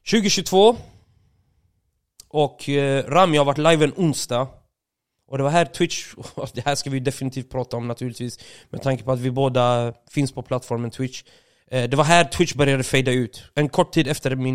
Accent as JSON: {"language": "Swedish", "town": "Åby", "region": "Östergötland", "country": "Sweden", "said": "jag var ute och gick en sväng hemma i Åby, shoutout Åby."}